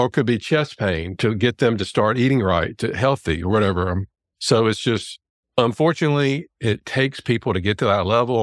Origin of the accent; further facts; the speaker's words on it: Louisiana, United States; there's a D O school here in my hometown in Louisiana